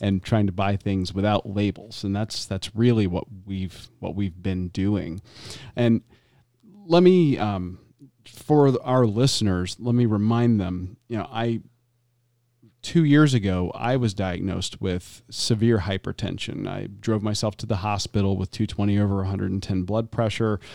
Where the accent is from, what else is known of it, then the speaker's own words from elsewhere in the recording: the South, United States; growing up in the South